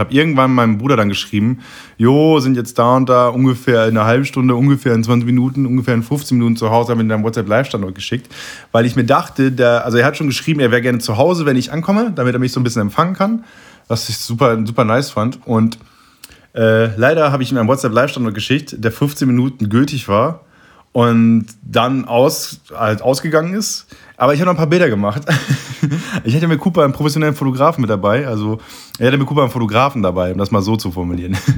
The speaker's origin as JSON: {"language": "German", "area": "East Frisia", "region": "Lower Saxony", "country": "Germany", "tie": "born or raised there", "said": "aus Ostfriesland, aus meiner Heimat"}